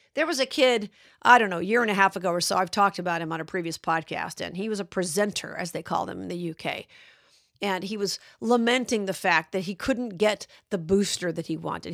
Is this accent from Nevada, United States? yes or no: yes; Las Vegas, Nevada, United States; my hometown of Las Vegas